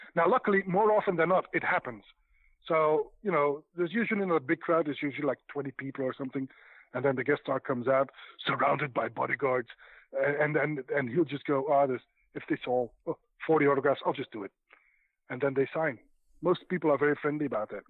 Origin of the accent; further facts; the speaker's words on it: Belgium; I'm from Belgium.